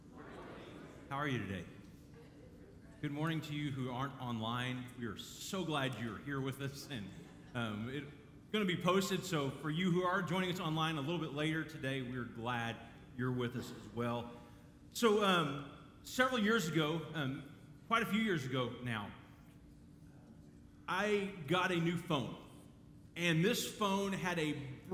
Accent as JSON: {"language": "English", "town": "Dallas", "region": "Texas", "country": "United States", "tie": "born or raised there", "said": "I grew up in Dallas"}